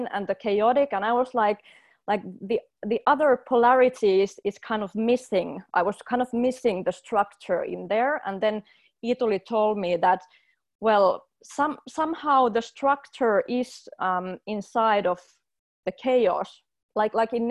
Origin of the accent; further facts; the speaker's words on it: Finland; I come from Finland, which is a highly organized culture